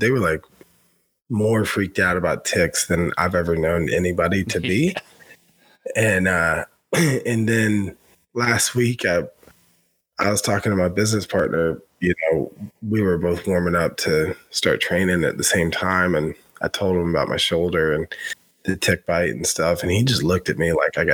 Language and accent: English; United States; moved away; also born or lived in Tennessee / Western North Carolina; growing up in Tennessee and Western North Carolina